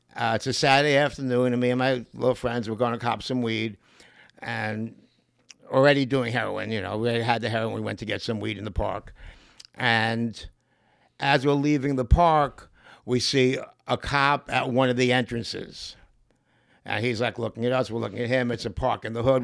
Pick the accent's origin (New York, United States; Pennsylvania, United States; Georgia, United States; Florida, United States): New York, United States; New York City; I'm from Lower East Side of Manhattan, a place called Grand Street